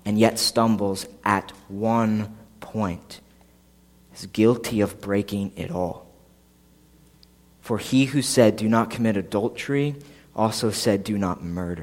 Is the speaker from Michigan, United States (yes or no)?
no; Philadelphia, Pennsylvania, United States; moved away as an adult; now in New Egypt, United States; I grew up outside of Philadelphia, like 15 minutes from the airport